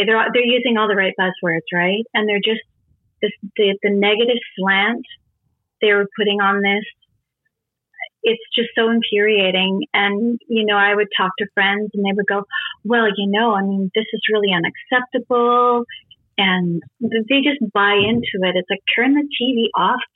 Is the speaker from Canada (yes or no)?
yes; British Columbia, Canada; I was born and raised in British Columbia.